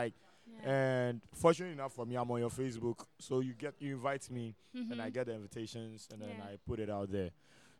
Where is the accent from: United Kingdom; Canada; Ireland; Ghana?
Ghana